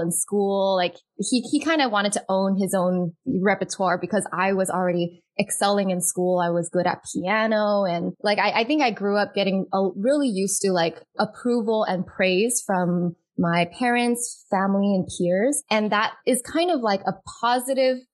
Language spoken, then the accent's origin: English; United States; So growing up Asian American household, I am Chinese American.